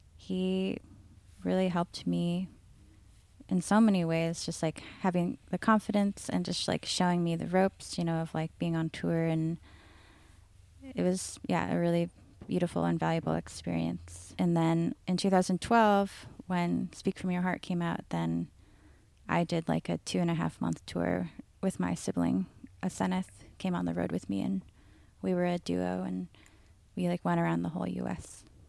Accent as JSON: {"language": "English", "town": "Seattle", "region": "Washington", "country": "United States", "tie": "born or raised there", "said": "I grew up in North Seattle."}